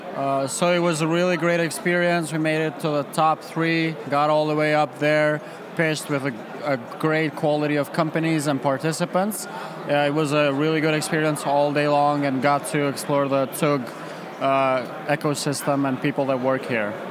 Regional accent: Kosovo; now in Prague, Czech Republic; I'm originally from Kosovo

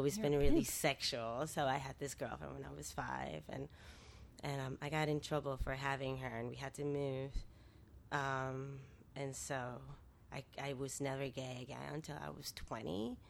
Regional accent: New York City, New York, United States; moved away as an adult; also born or lived in Dominican Republic / Brooklyn; now in San Francisco, United States; I grew up in New York, in the South Bronx, and lived the majority of my adult life in Brooklyn. And I'm from the Caribbean, where I also spent a third of my life.

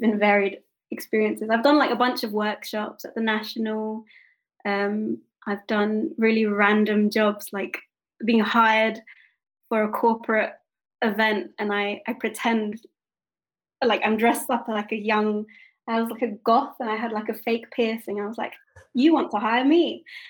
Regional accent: United Kingdom; although I'm not American, I am half Japanese but British

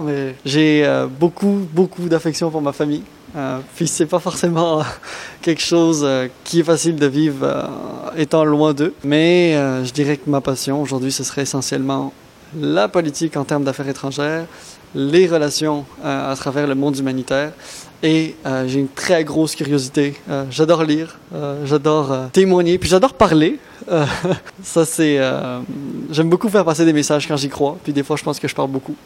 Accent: DR Congo; moved away as an adult; also born or lived in Lebanon; now in Quebec, Canada; je suis originaire du Liban et j'ai grandi toute mon enfance en République démocratique du Congo

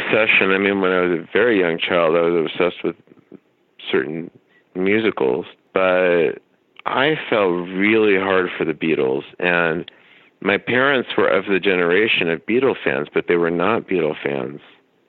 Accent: Dallas, Texas, United States; I grew up in Dallas. So you grew up in a place like Dallas in the 80s, like I did

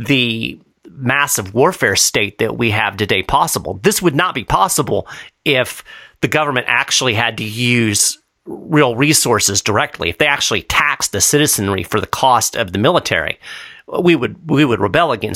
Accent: United States; as an American

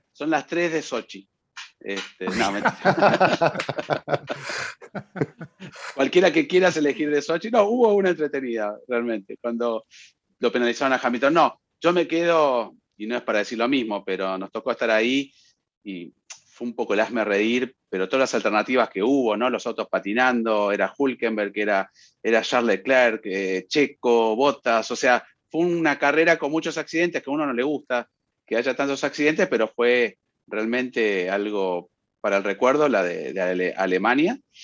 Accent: Saltillo, Coahuila, Mexico; de Saltillo, Coahuila, México.

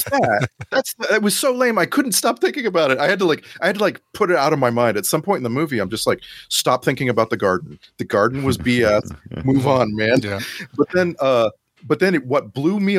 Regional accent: United States; also born or lived in Austin, Texas; my little boy growing up in America fantasies

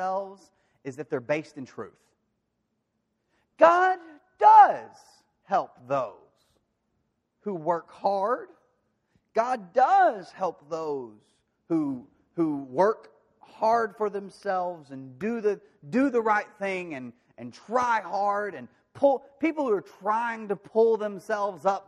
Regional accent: De Queen, Arkansas, United States; moved away; my hometown, Daquin, Arkansas

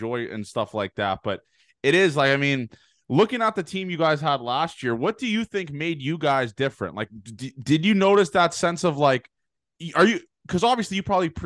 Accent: Canada; moved away; I'm from Canada

